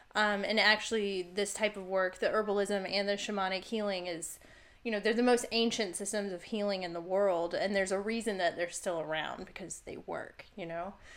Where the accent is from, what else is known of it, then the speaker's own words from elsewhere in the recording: Virginia, United States; moved away; also born or lived in Oregon / Arizona; I grew up in Virginia